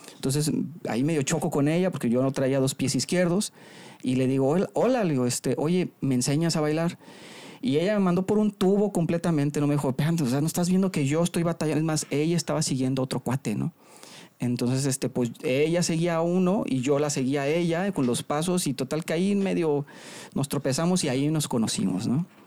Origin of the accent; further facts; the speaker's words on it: La Paz, Baja California Sur, Mexico; moved away as an adult; now in Monterrey, Mexico; yo soy de La Paz, Baja California Sur. Ahí, me, ahí nací, ahí me crié hasta los 18 años.